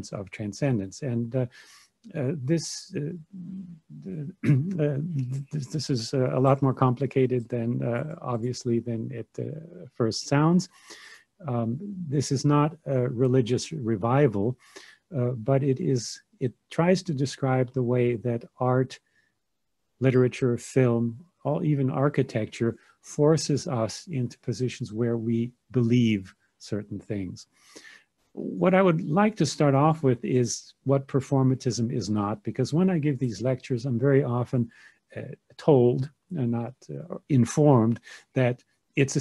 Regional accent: United States; moved away as an adult; also born or lived in Germany; now in Munich, Germany; I was raised in America

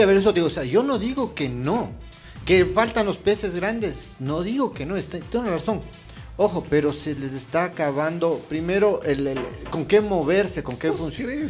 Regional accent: Ecuador; como ecuatorianos

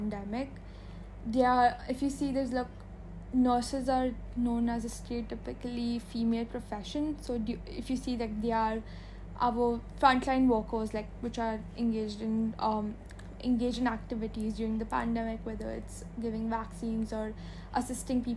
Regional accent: India; as an Indian

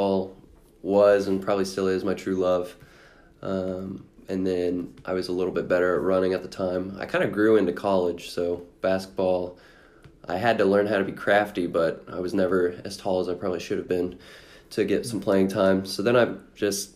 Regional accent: Seymour, Indiana, United States; I came from Seymour

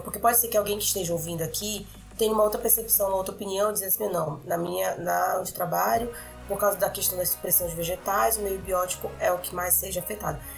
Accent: Belém, Pará, Brazil; moved away as an adult; now in Carajás, Brazil; Eu sou de Belém, mas eu tô morando em Carajás

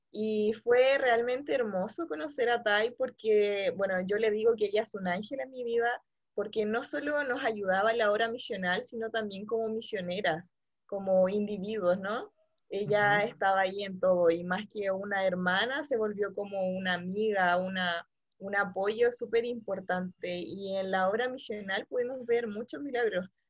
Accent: Santiago, Santiago Metropolitan Region, Chile; soy de Santiago de Chile

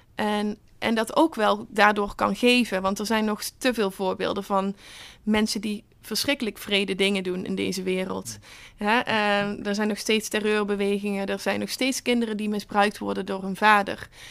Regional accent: Netherlands; als Nederlander

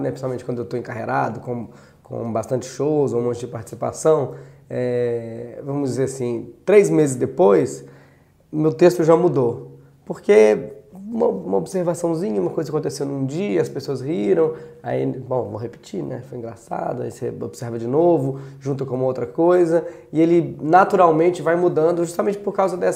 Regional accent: Brazil; tu não é português, não? Não! E eu sou brasileiro!

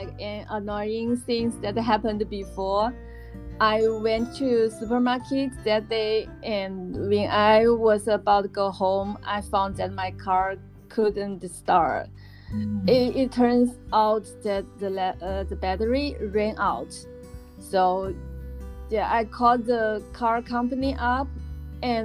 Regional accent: China; English is a second language; moved away; from China

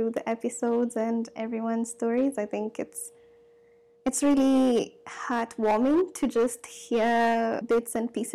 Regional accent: Kirinyaga County, Kenya; moved away as an adult; also born or lived in Ruiru, Kenya / Kiserian, Kenya / Nakuru, Kenya / Northampton, Massachusetts, United States; now in New York, United States; I am from central Kenya. I'm from Kirinyaga, but I've lived everywhere. Ruiru, Kisarian, all around. But I went to school in Nakuru.

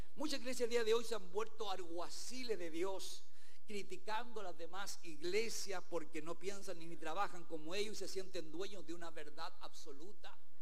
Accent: Chile; aquí en nuestro país

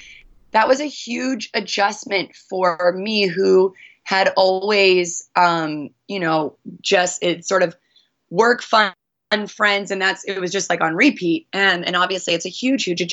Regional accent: Northern British Columbia, Canada; moved away as an adult; also born or lived in Honolulu; I was born and raised in Northern Canada in British Columbia

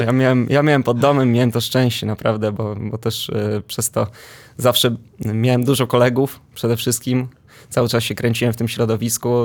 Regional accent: Warsaw, Masovian Voivodeship, Poland; Pochodzę z Ursynowa, dokładniej z Grabowa.

